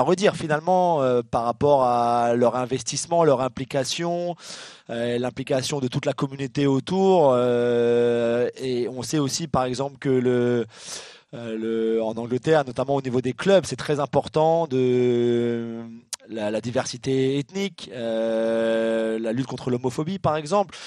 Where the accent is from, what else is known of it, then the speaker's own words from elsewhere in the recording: France; chez nous en France